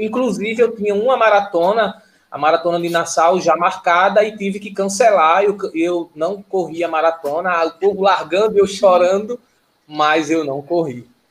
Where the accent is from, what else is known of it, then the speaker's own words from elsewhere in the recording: Vitória de Santo Antão, Pernambuco, Brazil; sou de Vitória de Santo Antão